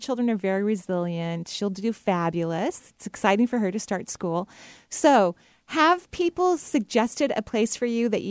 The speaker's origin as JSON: {"language": "English", "region": "Washington", "country": "United States", "said": "And of course, seeing you back here in Seattle. I love giving talks here."}